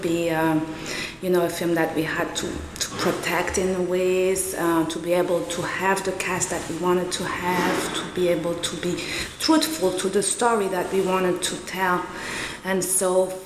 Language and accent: English; Rwanda; I am from Rwanda. I'm born in Rwanda